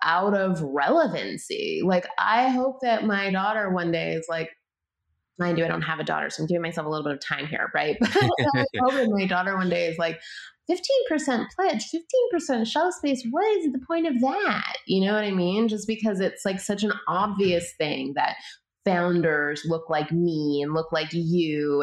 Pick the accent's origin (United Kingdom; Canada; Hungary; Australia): Canada; moved away as an adult; now in United States; I was born and raised in Canada